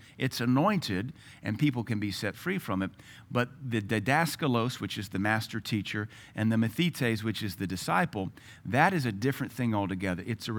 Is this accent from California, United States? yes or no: no; Louisiana, United States; also born or lived in Tennessee / Seattle; I was raised in Louisiana. They have a very unique culture. Then I was raised in Tennessee, in the hills of East Tennessee, very unique culture. Then Seattle, different culture altogether.